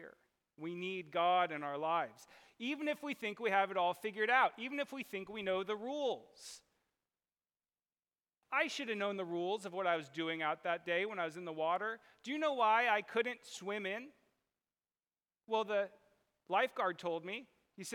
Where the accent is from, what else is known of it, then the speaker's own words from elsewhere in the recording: Southern California, United States; I grew up in Southern California in the water